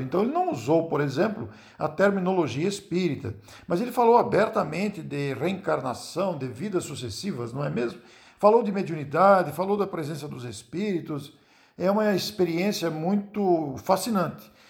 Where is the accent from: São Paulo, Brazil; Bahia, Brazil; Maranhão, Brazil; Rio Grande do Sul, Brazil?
São Paulo, Brazil; Matão; sou de Matão